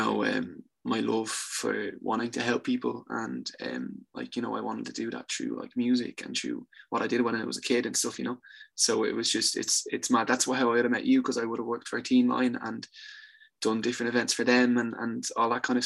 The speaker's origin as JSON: {"language": "English", "town": "Dublin", "region": "Leinster", "country": "Ireland", "said": "I'm from Tala. I'm from Tala."}